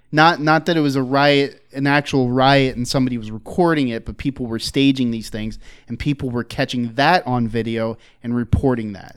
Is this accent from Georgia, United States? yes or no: no; Philadelphia, Pennsylvania, United States; I grew up in Philly